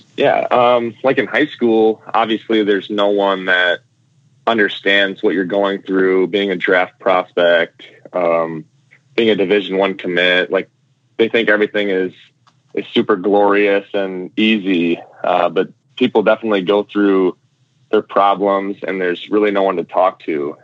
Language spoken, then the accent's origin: English; Michigan, United States; I'm from Michigan, but my parents are from Wisconsin